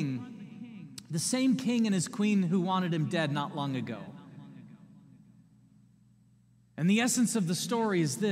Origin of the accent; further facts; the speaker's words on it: United States; as American people